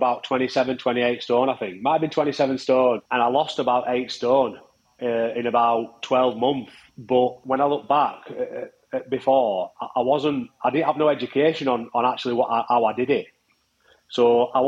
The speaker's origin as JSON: {"language": "English", "town": "Barnsley", "region": "Yorkshire and the Humber", "country": "United Kingdom", "said": "from Barnsley, married with two boys"}